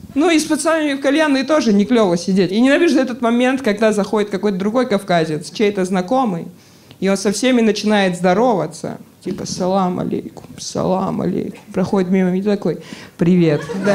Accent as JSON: {"language": "Russian", "country": "Georgia", "moved": "yes", "lives_now": "Moscow, Russia", "said": "Мне 28, Боже, я грузин"}